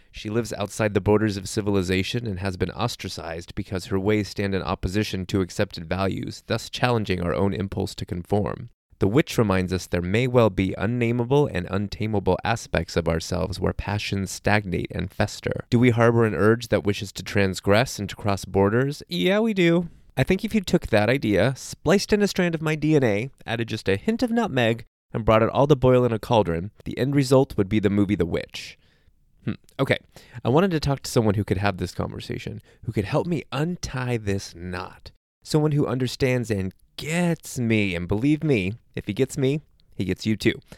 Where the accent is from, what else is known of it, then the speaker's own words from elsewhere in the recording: Southern California, United States; I grew up in Southern California where I've never really experienced real seasons